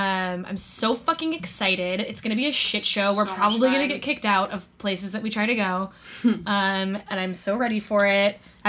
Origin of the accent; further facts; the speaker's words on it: Weed, California, United States; moved away; I'm driving home to Weed. Yes, my hometown is called Weed.